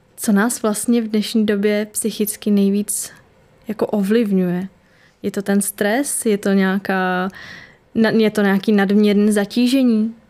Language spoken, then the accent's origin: Czech; Liberec, Liberec Region, Czechia; moved away as an adult; now in Prague, Czech Republic; teď studuju v Praze a jsem původně teda z Liberce